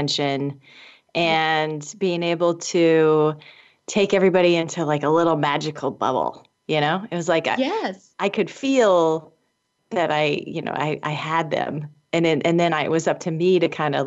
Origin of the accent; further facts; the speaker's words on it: Indianapolis, Indiana, United States; I grew up in Indianapolis, Indiana